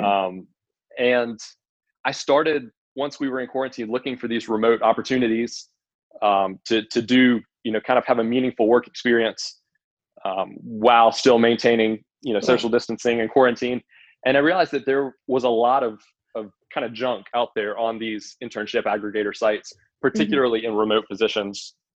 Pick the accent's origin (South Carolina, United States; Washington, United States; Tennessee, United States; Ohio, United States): South Carolina, United States; Columbia; moved away as an adult; also born or lived in Indiana; I'm originally from Columbia, South Carolina